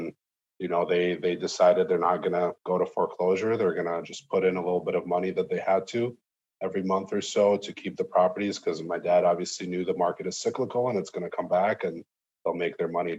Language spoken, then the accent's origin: English; Moscow, Russia; now in United States; But originally we're from Moscow, Russia.